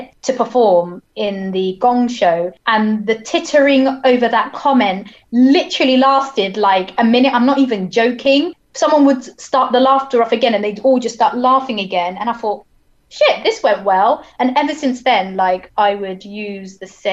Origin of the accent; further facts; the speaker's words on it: Hampshire, South East England, United Kingdom; And I'm from down south. So I grew up in quite a racist place. And I was like, so I'm from Hampshire